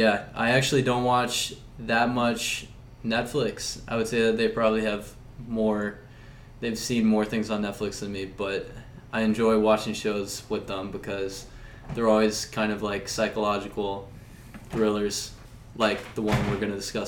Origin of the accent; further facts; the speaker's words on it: Charlotte, North Carolina, United States; I'm from Charlotte, North Carolina.